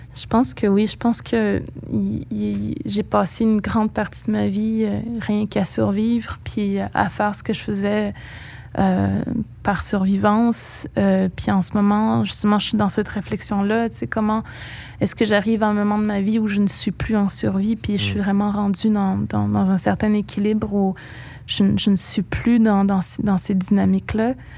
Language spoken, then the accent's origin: French; Pessamit, Quebec, Canada; first language Innu; French is a second language; now in Montreal, Canada; ces premières années de ma vie où tout, absolument tout se passait en monde. Il n'y a que Pessamit